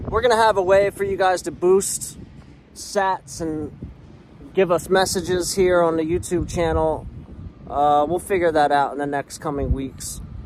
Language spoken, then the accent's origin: English; Philadelphia, Pennsylvania, United States; I'm from Philly. Shout out to the 215. I'm a long way from home.